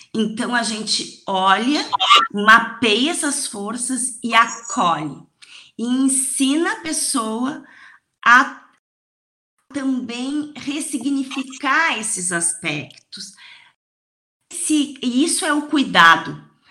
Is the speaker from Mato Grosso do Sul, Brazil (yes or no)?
no; Rio Grande do Sul, Brazil; como uma boa gaúcha